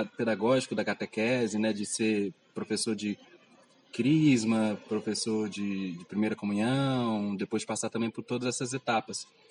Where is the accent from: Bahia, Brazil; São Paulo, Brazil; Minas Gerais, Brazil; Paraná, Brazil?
Minas Gerais, Brazil; Belo Horizonte; Nasci no bairro Goiânia, fica na região Nordeste. Vivi lá até uns 20 anos de idade